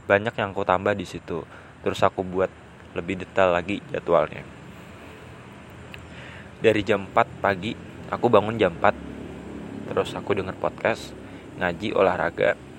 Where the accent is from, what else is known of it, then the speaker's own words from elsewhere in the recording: West Java, Indonesia; born there; now in Gunungkidul, Indonesia; Kabupaten Gunung Kidul yang aku tempati saat ini kemudian aku pengen banget jadi gubernur Jawa Barat karena aku lahirnya di Jawa Barat